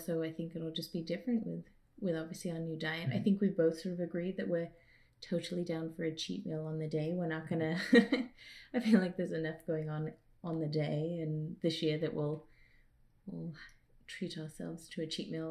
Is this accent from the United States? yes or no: no; England, United Kingdom; moved away; us going back to England some years